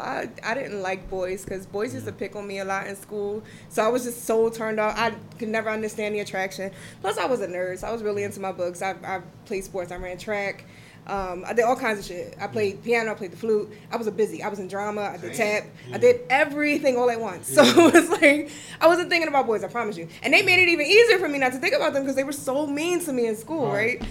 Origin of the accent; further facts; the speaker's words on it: Philadelphia, Pennsylvania, United States; I grew up in Uptown